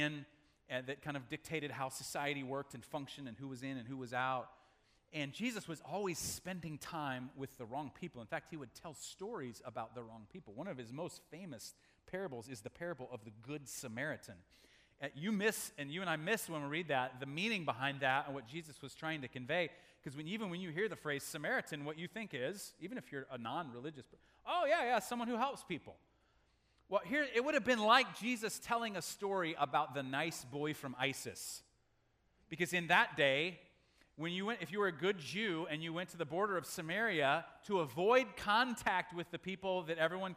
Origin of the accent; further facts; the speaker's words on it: Omaha, Nebraska, United States; When I was a kid growing up in Omaha, Nebraska, in my elementary years